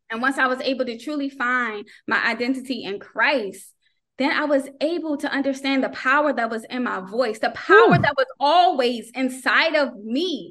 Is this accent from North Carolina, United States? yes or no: yes; North Carolina, United States; moved away; also born or lived in Maryland; I'm originally from North Carolina. We moved to Maryland, but then when we moved to Maryland, we didn't go to church like we did back home.